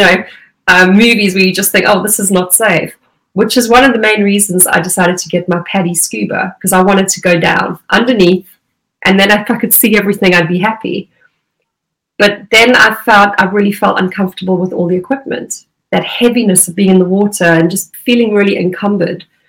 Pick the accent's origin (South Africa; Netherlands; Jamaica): South Africa; Durban, KwaZulu-Natal; moved away as an adult; now in United Kingdom; I grew up around in Durban.